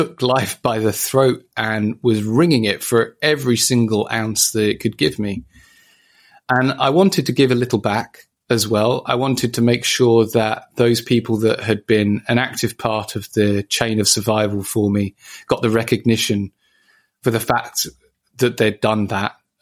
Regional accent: Ipswich, East of England, United Kingdom; my travel home from Papworth to my hometown

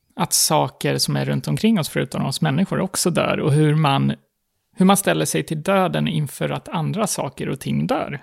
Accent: Gotland, Sweden; moved away as an adult; also born or lived in Stockholm; här på Gotland, under min tid och under min uppväxt, så pratade man ingen slang

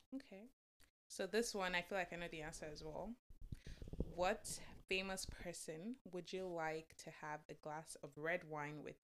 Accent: Lagos, Nigeria; moved away; also born or lived in Oyo; I was born and raised in Lagos, Nigeria, but I'm from Oyo

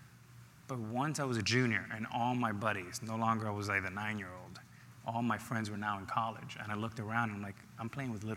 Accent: Miami, Florida, United States; also born or lived in New York City, United States / Dominican Republic; I arrived in Miami at the Boys and Girls Club at 9, and I've been in Miami ever since

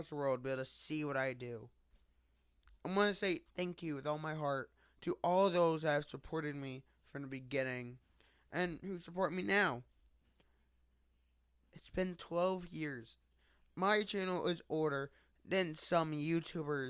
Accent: United States; I'm from the United States

